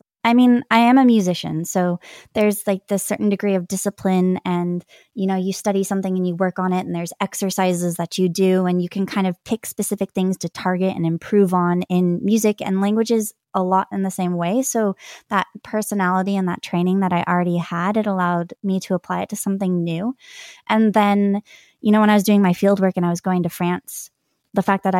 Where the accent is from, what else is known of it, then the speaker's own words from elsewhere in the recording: California, United States; California. I have Irish heritage, among other things.